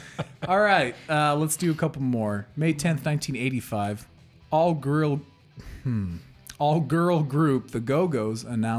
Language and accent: English; Midwest, United States; accent: Midwestern